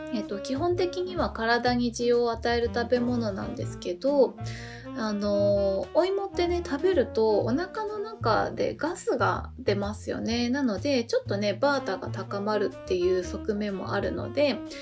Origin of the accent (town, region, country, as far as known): Japan